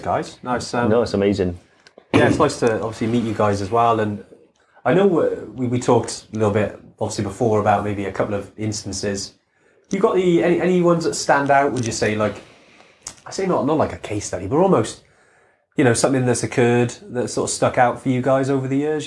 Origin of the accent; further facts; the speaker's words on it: Wales, United Kingdom; we're from Wales